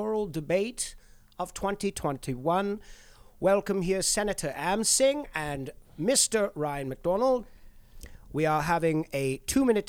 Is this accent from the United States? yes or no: no; Nova Scotia, Canada; now in Vancouver, Canada; I'm from Nova Scotia